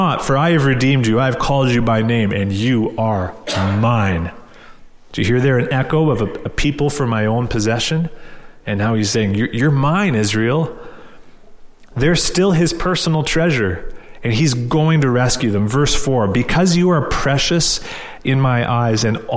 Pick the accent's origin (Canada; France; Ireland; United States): Canada; we're Canadian